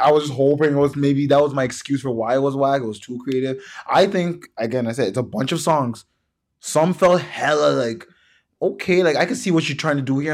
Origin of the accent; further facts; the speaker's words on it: Toronto, Ontario, Canada; I'm from Toronto and I support Toronto artists